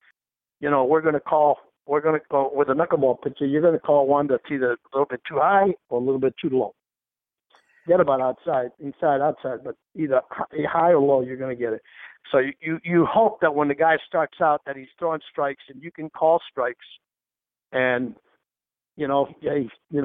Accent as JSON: {"language": "English", "town": "Key West", "region": "Florida", "country": "United States", "said": "I'm from Key West."}